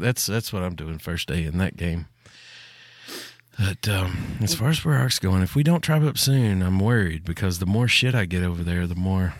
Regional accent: Tennessee, United States; I'm from Tennessee.

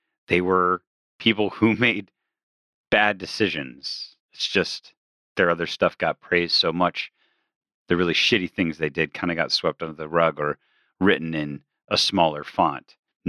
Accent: Michigan, United States; now in Massachusetts, United States; I'm from Michigan, and I currently live in Massachusetts.

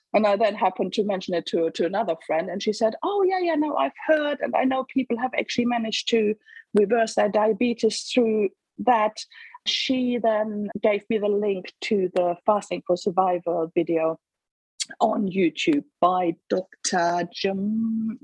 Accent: Germany; moved away as an adult; now in England, United Kingdom; I was born in Germany and lived there for the first 28 years, roughly, of my life. And then met an English bloke and moved to England for love

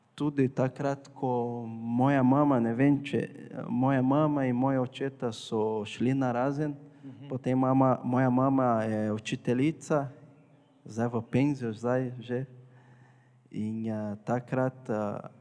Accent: Porto Alegre, Rio Grande do Sul, Brazil; Slovenian is a second language; moved away as an adult; now in Slovenia; Jaz prihajam iz Brazilije, e, bolj na jugu, mesto je Porto Alegre

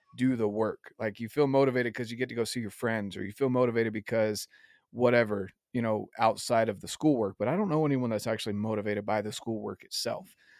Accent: the South, United States; I was raised in the South

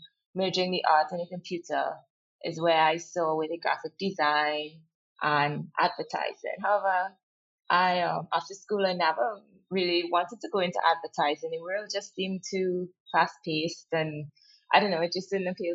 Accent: Trinidad & Tobago; We grew up in East Trinidad before moving back to the West, where the rest of my family is.

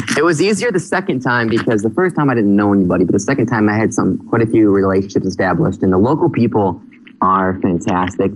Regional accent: Michigan, United States; moved away as an adult; now in Phnom Penh, Cambodia; I grew up in Michigan

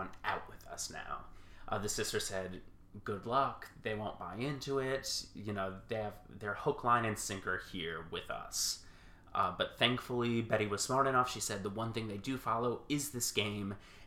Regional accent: right outside of New Haven, Connecticut, United States; moved away; I'm originally from Connecticut, right outside of New Haven

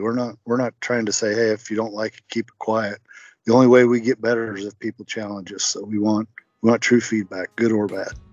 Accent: Utah, United States; also born or lived in Kentucky; now in Indiana, United States; born and raised in Utah. Grew up hunting

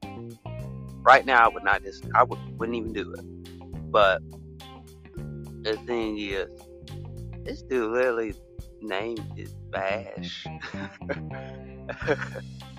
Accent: United States; from the United States, mainly from the United States

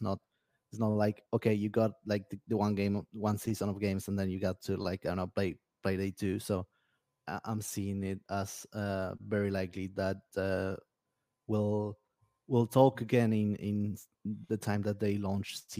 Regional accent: Argentina; from Argentina

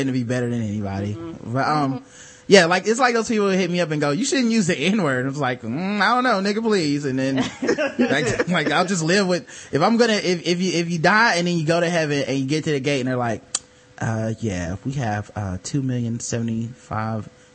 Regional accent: the South, United States; I'm from America and I'm from the South.

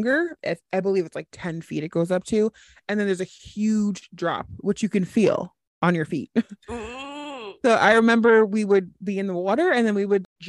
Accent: Long Island, New York, United States; I grew up on Long Island

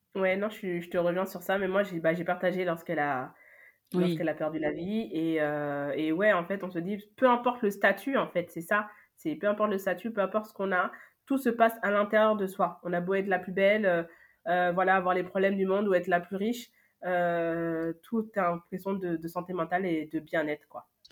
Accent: Paris, Île-de-France, France; also born or lived in Lyon / Senegal (ancestry); je suis née à Lyon. après, voilà, je vis depuis, bah, je pense, mes un an jusqu'à aujourd'hui à Paris.

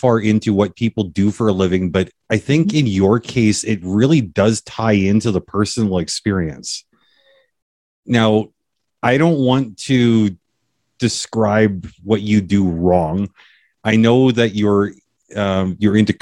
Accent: Canada; all of my years of being Canadian

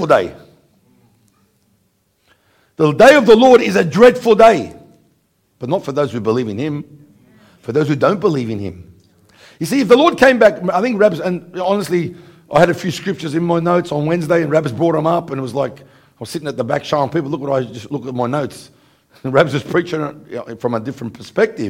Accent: Australia; from Australia.

